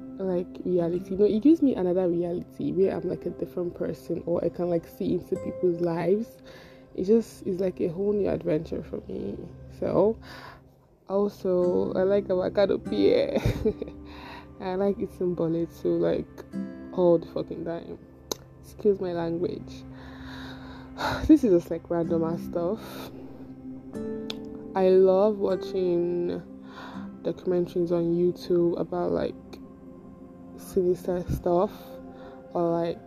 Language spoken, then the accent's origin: English; Igbo, Igboland, Nigeria; now in Lagos, Nigeria; I'm from the Igbo tribe of Nigeria